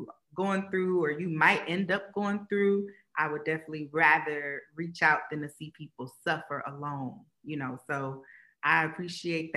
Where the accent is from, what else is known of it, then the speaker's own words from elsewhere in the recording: Columbus, Ohio, United States; I'm a girl from Columbus